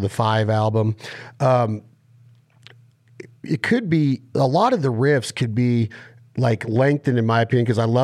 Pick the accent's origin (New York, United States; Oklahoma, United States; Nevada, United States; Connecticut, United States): Nevada, United States; Reno; I'm from the Western United States, Lake Tahoe, Reno, Nevada area